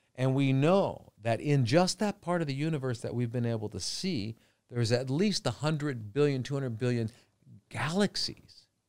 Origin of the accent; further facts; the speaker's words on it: Los Angeles, California, United States; now in Phuket, Thailand; I grew up in L.A.